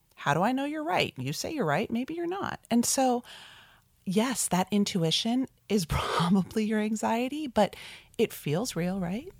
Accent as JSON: {"language": "English", "town": "South Orange", "region": "New Jersey", "country": "United States", "tie": "born or raised there", "said": "I grew up in South Orange, New Jersey, pretty suburban New York metro area childhood"}